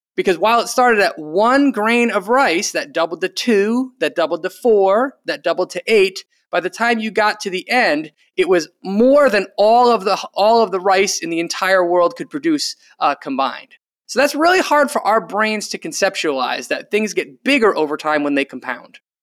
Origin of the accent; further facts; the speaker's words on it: Rhode Island, United States; my home state, uh, of Rhode Island